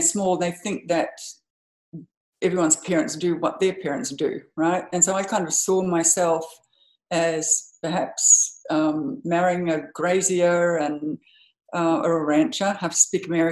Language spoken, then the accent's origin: English; Home Hill, Queensland, Australia; now in New York City, United States; I was born in a little town called Home Hill, which is in the Burdekin district. My parents were graziers. My father was a grazier. So I grew up on a huge cattle property